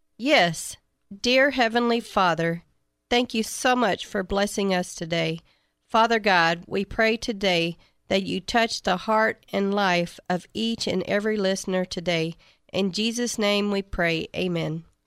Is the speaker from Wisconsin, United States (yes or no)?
no; Shiner, Texas, United States; I'm from Shiner, Texas